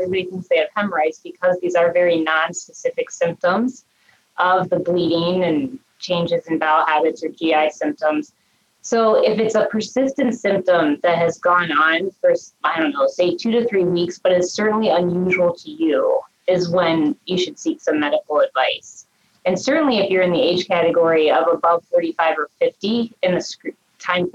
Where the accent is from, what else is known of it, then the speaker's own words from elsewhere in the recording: Cincinnati, Ohio, United States; also born or lived in Minnesota; now in Cleveland, United States; I was born and raised actually in Ohio and Cincinnati